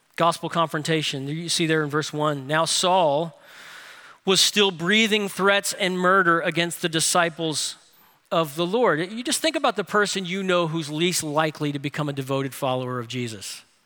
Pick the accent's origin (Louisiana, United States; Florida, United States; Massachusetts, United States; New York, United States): Louisiana, United States; New Orleans; Grace King High School where I went to school in New Orleans